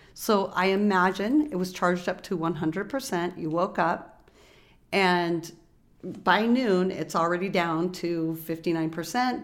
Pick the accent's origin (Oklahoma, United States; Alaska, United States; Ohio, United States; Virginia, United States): Alaska, United States; also born or lived in Bay Area, California; now in Oakland, United States; I grew up in Alaska